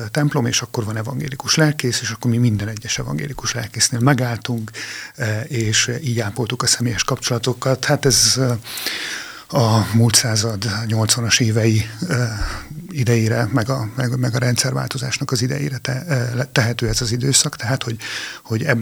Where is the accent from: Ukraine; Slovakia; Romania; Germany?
Romania; Partium; moved away as an adult; now in Hungary; én Erdélyben születtem, e, és e, pontosabban ugye parciumi területen, tehát a e, magyar-román határhoz közel, és ott is éltem az életem első 19 évét, és ezt követően jöttem Magyarországra tanulni